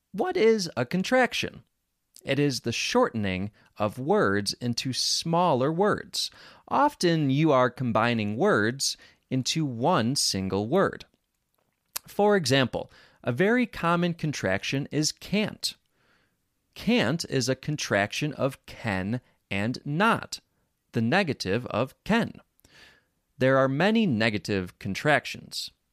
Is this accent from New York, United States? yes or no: yes; Rochester, New York, United States; accent: American; I grew up in Rochester, New York. Rochester has their own accent.